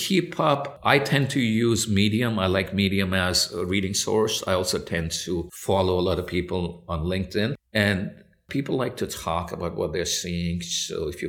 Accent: India; also born or lived in United Kingdom; now in United States; I was born in the U.K., so I have a birthright to British citizenship. My parents are Indian, and I grew up in India

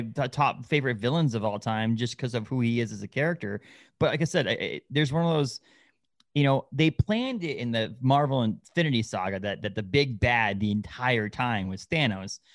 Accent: New England, United States; I grew up in New England

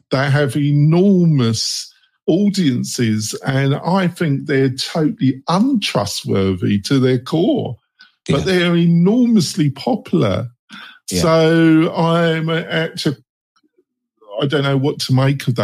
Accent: England, United Kingdom; moved away as an adult; now in United States; I'm English. I've been living in America for 15 years and I'm a joint citizen

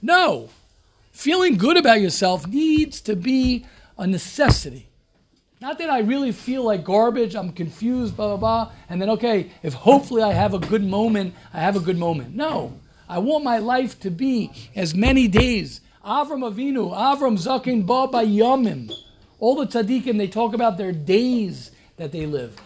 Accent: United States; moved away; also born or lived in Israel; I'm American, more American than everybody here

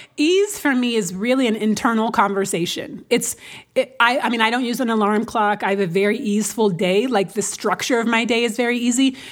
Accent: Seattle, Washington, United States; Because I'm from Seattle, right? Which is, uh, not a very black city at all. It's, especially now, but it was blacker when I grew up.

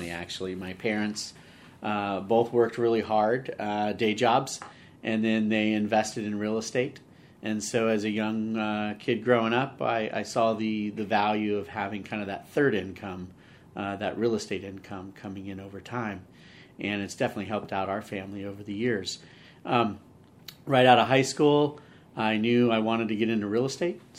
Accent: Redwood City, California, United States; Uh, Redwood City. So Redwood born City.

